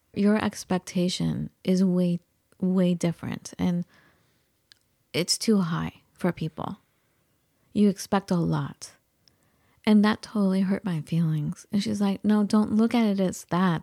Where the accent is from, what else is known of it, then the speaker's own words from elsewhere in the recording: United States; also born or lived in Iran; growing up in the United States, I never got any kind of guidance for a college